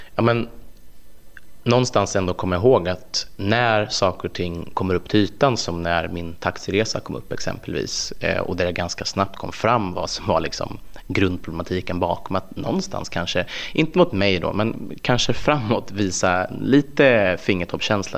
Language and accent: Swedish; Filipstad, Värmland, Sweden; OLV produceras i min hembygd